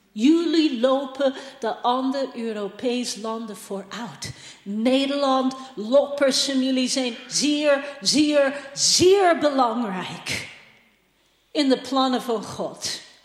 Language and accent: Dutch; Canada; moved away; ik ben hem uit Canada